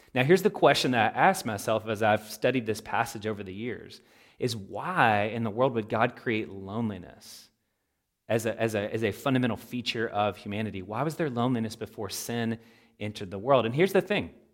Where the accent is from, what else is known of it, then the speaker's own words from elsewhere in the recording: Louisville, Kentucky, United States; a local church where I grew up there in Louisville, Kentucky